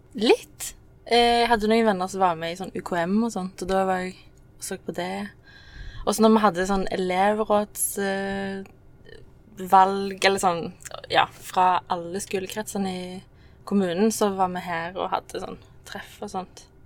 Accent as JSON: {"language": "Norwegian", "town": "Sola", "region": "Rogaland", "country": "Norway", "tie": "born or raised there", "said": "jeg er oppvokst eh, i Sola, men ikke liksom fra Sola sentrum. Jeg er fra Skjelta."}